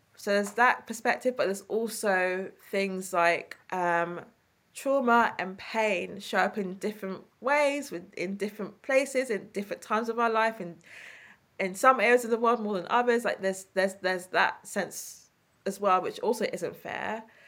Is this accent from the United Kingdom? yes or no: yes; London, United Kingdom; accent: East London; my East London accent